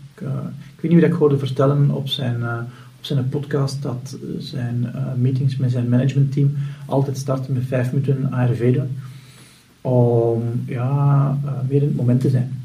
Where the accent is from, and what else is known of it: Flanders, Belgium